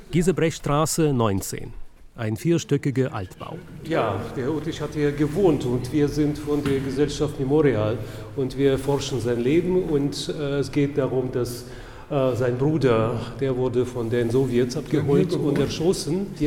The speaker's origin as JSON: {"language": "German", "country": "Russia", "moved": "yes", "lives_now": "Berlin, Germany", "said": "Ich bin vor 20 Jahren aus Russland nach Berlin gezogen"}